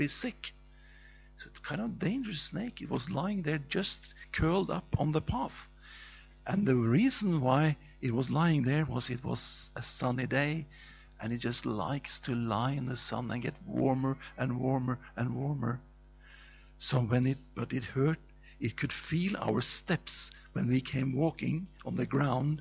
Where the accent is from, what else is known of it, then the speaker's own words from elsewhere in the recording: Norway; That's a strange name because I come from Norway. And when I was 6 years old, I walked sometimes with my father in the forest